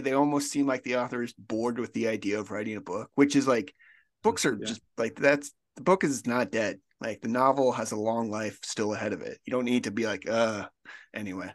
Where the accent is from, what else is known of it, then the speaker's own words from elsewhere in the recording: Colorado, United States; I'm from Colorado